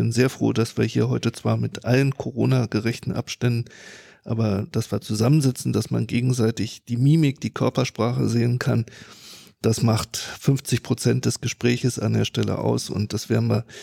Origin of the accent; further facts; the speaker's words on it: Germany; Bin aus Friese